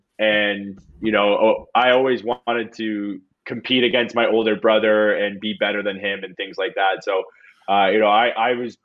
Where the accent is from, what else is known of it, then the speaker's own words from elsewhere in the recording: Niagara Falls, Ontario, Canada; I was born and raised in Niagara Falls